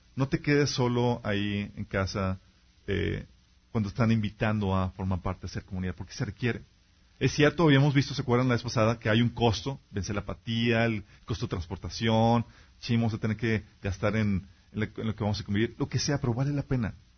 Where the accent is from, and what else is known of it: Mexico